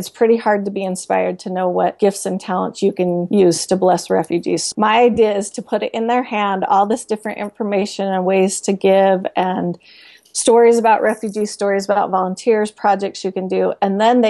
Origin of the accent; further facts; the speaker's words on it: Salt Lake City, Utah, United States; also born or lived in Sandy, Utah; I live in Salt Lake City, Utah, and Sandy right now, but I grew up in Salt Lake